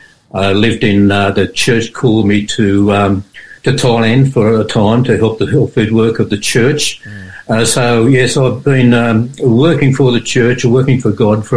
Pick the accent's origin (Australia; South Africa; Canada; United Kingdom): Australia; Sydney, New South Wales; born or raised there; also born or lived in Adelaide